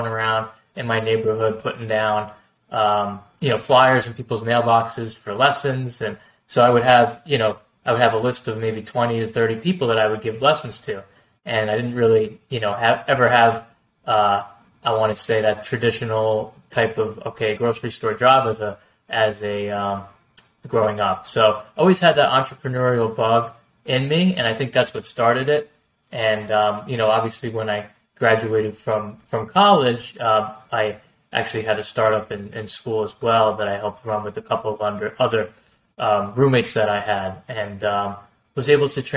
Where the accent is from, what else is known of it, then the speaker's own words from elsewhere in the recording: northern New Jersey, United States; also born or lived in New York State; I grew up in, you know, northern New Jersey, basically, you know, since I was a little boy